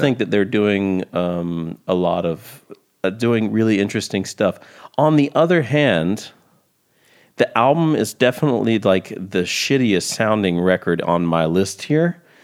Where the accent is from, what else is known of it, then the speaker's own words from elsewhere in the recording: Columbia, South Carolina, United States; I'm from Columbia, South Carolina, which is just a couple hours into South Carolina from Georgia.